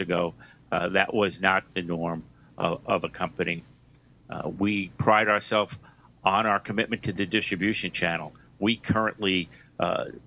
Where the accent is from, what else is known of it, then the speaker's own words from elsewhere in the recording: New York, United States; You may have noticed from my accent, I grew up in New York